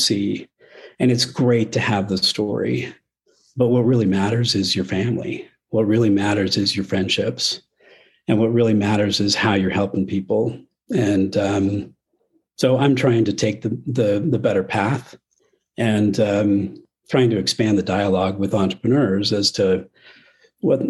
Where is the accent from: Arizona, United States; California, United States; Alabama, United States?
Arizona, United States; now in Utah, United States; I grew up in Arizona, so I ski with a Phoenix accent